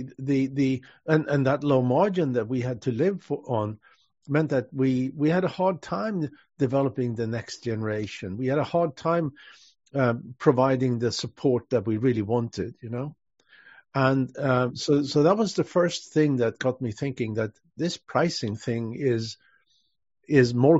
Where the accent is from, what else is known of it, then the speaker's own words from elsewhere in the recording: Sweden; moved away as an adult; also born or lived in Switzerland / London, United Kingdom; now in Los Angeles, United States; I'm natively Swedish, and I left Sweden though in 1986